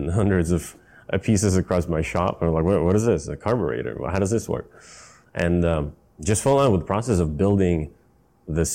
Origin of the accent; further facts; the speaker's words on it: Stockholm, Stockholm County, Sweden; also born or lived in Vallentuna; I grew up in Sweden, in Stockholm